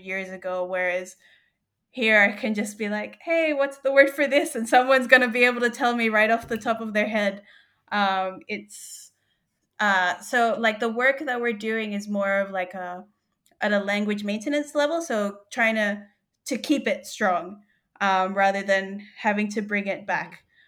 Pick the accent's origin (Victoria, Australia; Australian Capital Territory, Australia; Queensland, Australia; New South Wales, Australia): New South Wales, Australia; moved away as an adult; also born or lived in Philippines; now in Groote Eylandt, Australia; I was born in the Philippines, but I grew up in Australia